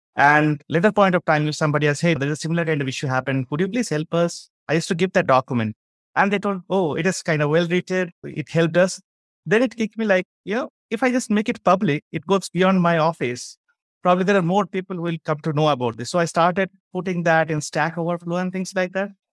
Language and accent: English; Bangalore, Karnataka, India; I'm from India, a place called Bangalore.